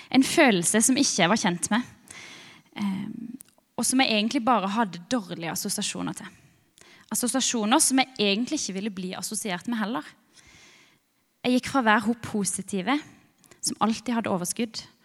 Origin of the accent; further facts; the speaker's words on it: Birkeland, Agder, Norway; jeg kommer fra Birkeland. Ei lita, veldig sjarmerende bygd